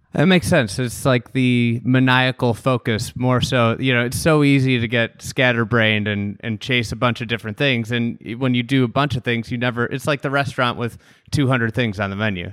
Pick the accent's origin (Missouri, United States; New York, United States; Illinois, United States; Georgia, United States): Illinois, United States; Chicago; somebody from Chicago